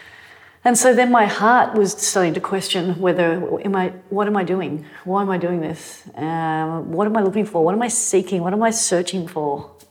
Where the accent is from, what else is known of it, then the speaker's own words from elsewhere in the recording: Manly, New South Wales, Australia; growing up in Manly